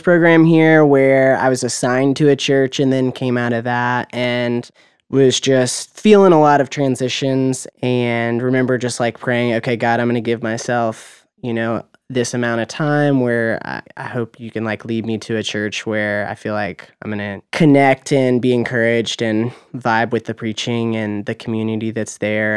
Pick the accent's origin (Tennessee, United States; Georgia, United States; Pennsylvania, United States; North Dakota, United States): Tennessee, United States; Murfreesboro; also born or lived in Knoxville, Tennessee; now in Nashville, United States; I was born and raised in Murfreesboro, Tennessee